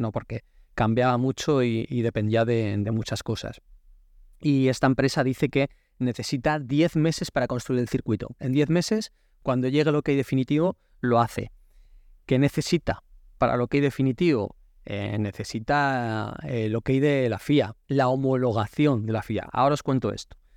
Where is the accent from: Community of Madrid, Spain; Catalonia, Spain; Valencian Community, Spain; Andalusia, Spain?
Community of Madrid, Spain; Madrid; Como madrileño